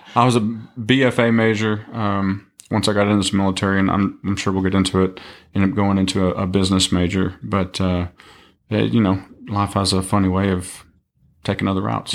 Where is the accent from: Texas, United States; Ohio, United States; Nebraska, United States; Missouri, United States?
Texas, United States; East; originally from East Texas, um, Tyler, Longview, Kilgore area. Um, grew up there all my life